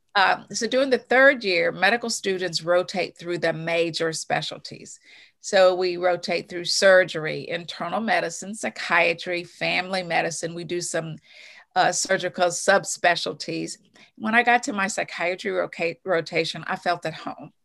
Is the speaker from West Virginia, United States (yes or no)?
yes; Bluefield, West Virginia, United States; moved away; growing up in West Virginia, I'm an only child. My mother was an educator. Uh, my father worked on the railroad, but we had a huge extended family there in Bluefield